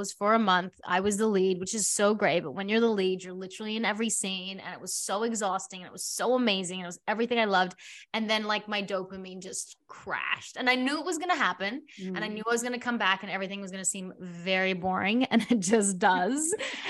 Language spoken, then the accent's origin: English; South Africa; now in Australia; my parents, we immigrated from South Africa, came to Australia. My dad had to start over and he had to like build a future.